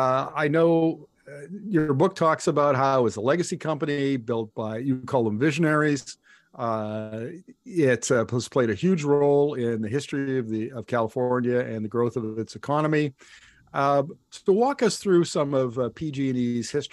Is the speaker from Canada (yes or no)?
yes; Canada; as a Canadian and one living on the West Coast